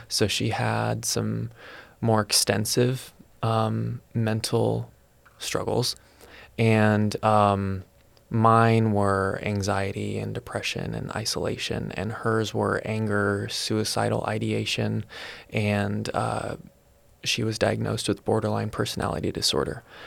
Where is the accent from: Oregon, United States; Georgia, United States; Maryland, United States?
Oregon, United States; Salem; I was born in Salem, Oregon